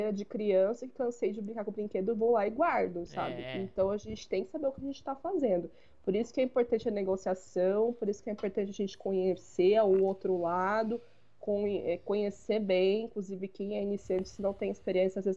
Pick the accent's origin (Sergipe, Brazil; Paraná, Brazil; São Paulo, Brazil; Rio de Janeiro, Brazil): São Paulo, Brazil; Bom, é, eu vou falar de São Paulo, porque eu sou de São Paulo